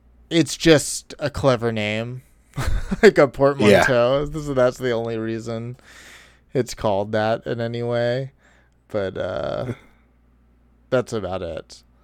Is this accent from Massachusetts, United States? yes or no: yes; Boston, Massachusetts, United States; I'm from Boston. We don't sunbathe.